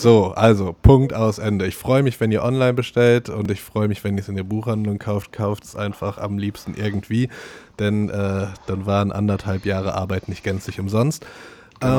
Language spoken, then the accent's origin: German; Morsbach, North Rhine-Westphalia, Germany; moved away; also born or lived in Cologne; in meiner alten Heimat Morsbach